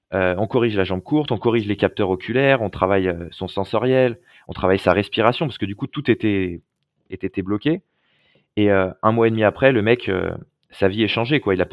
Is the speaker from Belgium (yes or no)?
no; Lyon, Auvergne-Rhône-Alpes, France; j'étais de Lyon, lui était de Saint-Étienne